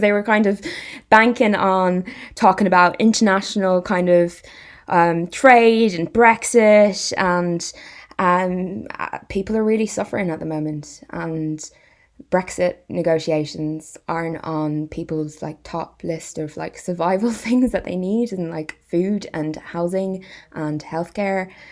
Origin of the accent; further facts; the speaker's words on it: Irish Midlands, Ireland; now in West Midlands, United Kingdom; I'm from the West Midlands of Ireland and I live and work in the West Midlands